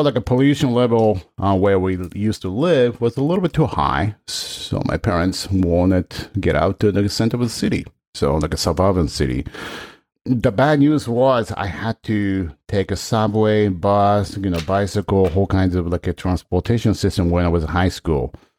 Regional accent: Tokyo, Japan; English is a second language; moved away; also born or lived in Shinjuku, Tokyo; I grew up, like, outside of Tokyo

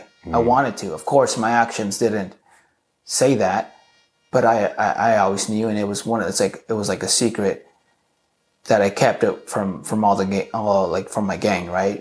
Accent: Southern California, United States; also born or lived in Garden Grove / Santa Ana; I was born and raised in Southern California. My parents were separated, so I spent a lot of time either in Garden Grove or in Santa Ana.

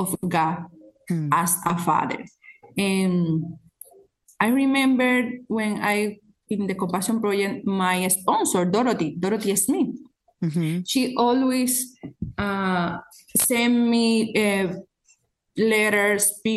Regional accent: San Juan de la Maguana, San Juan, Dominican Republic; I was born in San Juan. San Juan is a city in the Dominican Republic, a poor city

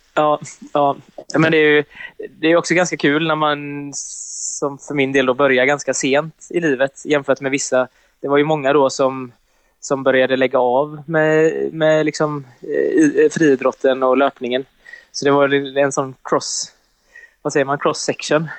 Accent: Sweden; now in Gothenburg, Sweden; jag kommer ifrån en liten, liten by på bara ja, vad kan det vara, 7000 invånare eller någonting. Och sen så har jag ju flyttat härifrån och flyttat till Göteborg

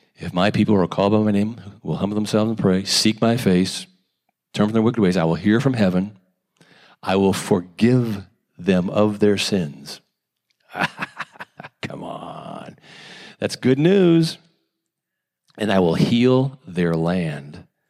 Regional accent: United States; Growing up in America

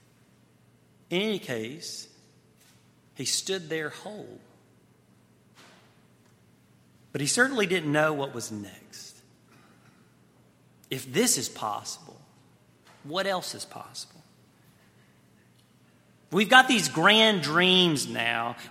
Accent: Shaw, Mississippi, United States; moved away as an adult; also born or lived in New Haven, Connecticut / Dallas, Texas; this little town of Shaw, Mississippi, which was my hometown

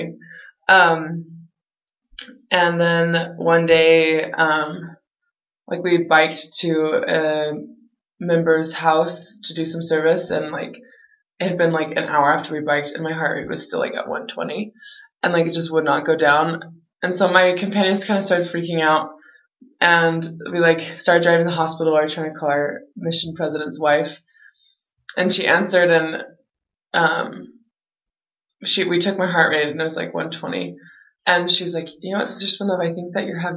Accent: San Antonio, Texas, United States; I'm from San Antonio, Texas

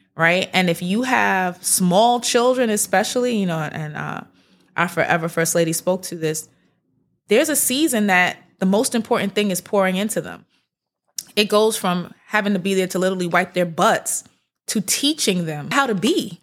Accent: New York City, New York, United States; I'm from Brooklyn. My whole family, we lived in Brooklyn.

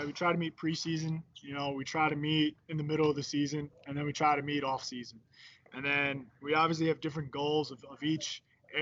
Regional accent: Philadelphia area, Pennsylvania, United States; moved away as an adult; also born or lived in Charlotte; now in Baltimore, United States; I moved back up home to the Philadelphia area

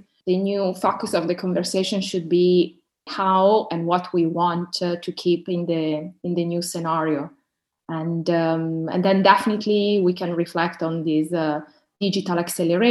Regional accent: Milan, Lombardy, Italy; now in London, United Kingdom; I was born and raised up in Milan from an Eritrean family, and now I'm working in London

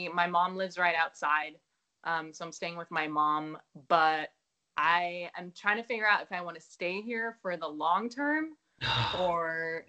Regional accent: Amstelveen, North Holland, Netherlands; now in New York, United States; I was born in Holland, right outside Amsterdam, in this small town called Amstelveen.

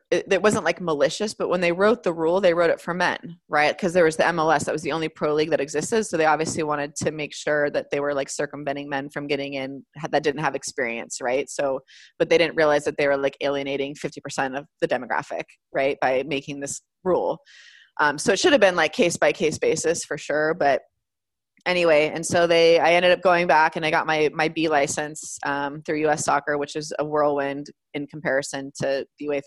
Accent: California, United States; I'm from California. I'm American

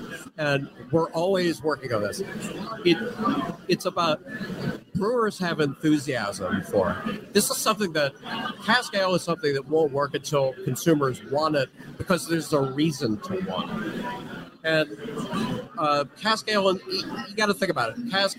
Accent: Chicago, Illinois, United States; No, I'm from Chicago.

